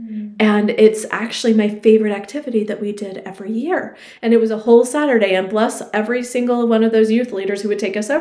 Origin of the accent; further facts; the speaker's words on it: Louisiana, United States; as a youth growing up in Louisiana